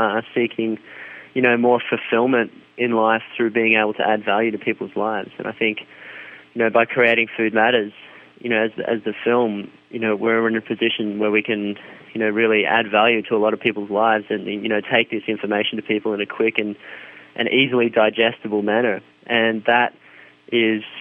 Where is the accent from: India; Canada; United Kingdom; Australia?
Australia; growing up in Australia